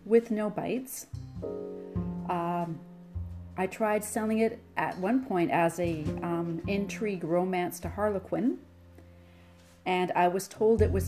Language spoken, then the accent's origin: English; Nanaimo, British Columbia, Canada; I grew up on Vancouver Island outside of Nanaimo